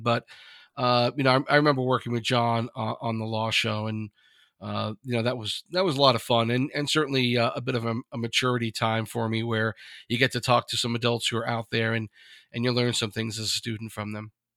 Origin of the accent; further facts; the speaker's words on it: Long Island, New York, United States; where I grew up on Long Island